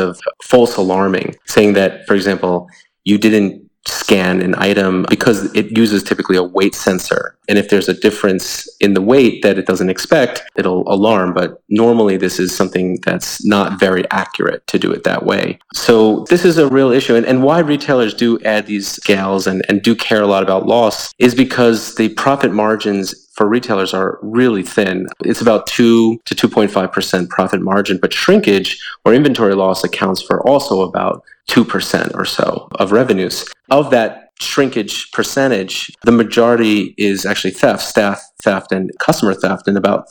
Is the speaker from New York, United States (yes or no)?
yes; New York, United States; I hail from New York